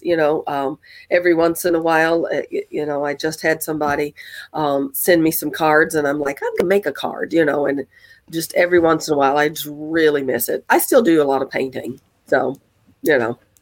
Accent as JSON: {"language": "English", "region": "Mississippi", "country": "United States", "tie": "born or raised there", "moved": "yes", "lives_now": "Chicagoland, United States", "said": "my hometown of Mississippi"}